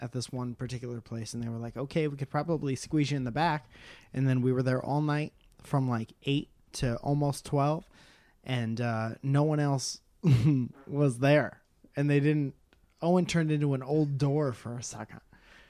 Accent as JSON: {"language": "English", "country": "South Africa", "said": "We'd be happy to host. I'm South African."}